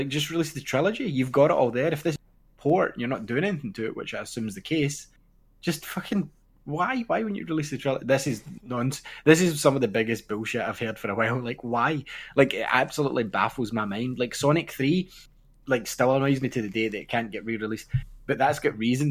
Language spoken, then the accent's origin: English; Ayr, Scotland, United Kingdom; I'm from Air Scotland